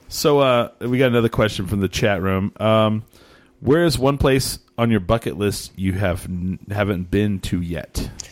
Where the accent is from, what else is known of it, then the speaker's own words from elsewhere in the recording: Eastern New Mexico, United States; I'm from Eastern New Mexico